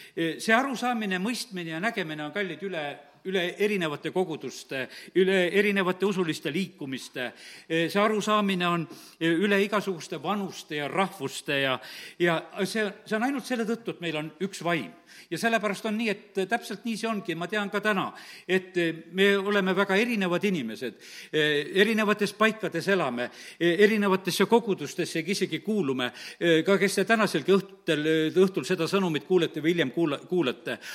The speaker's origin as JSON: {"language": "Estonian", "country": "Estonia", "said": "mina olen Eestist ja, ja lihtsalt tahan teid tervitada, et interneti kaudu teid tunnen ja et olen ühest Eestimaa väikesest linnast"}